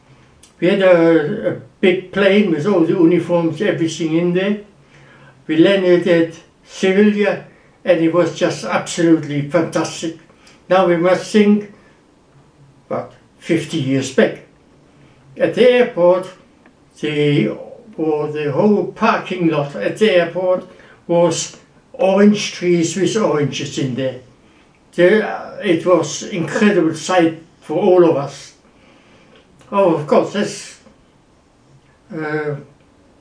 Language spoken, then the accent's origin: English; Wuppertal, North Rhine-Westphalia, Germany; moved away as an adult; also born or lived in London; I am German. I was born in Wuppertal